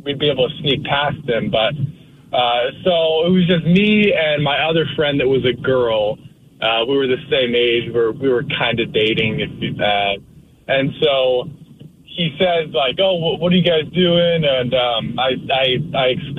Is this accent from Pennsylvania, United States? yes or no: no; Spokane, Washington, United States; now in Shelton, United States; I grew up in Spokane